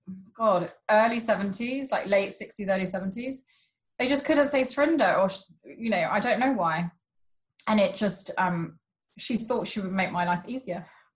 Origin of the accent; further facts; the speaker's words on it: United Kingdom; I identify as Sikh. It's my religion. I'm British because I was born here. And I'm Punjabi because my parents' family are from Punjab in India.